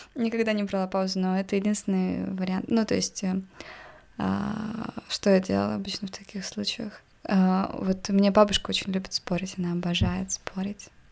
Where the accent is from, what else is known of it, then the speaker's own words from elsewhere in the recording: Yakutsk, Sakha Republic, Russia; Я из Якутска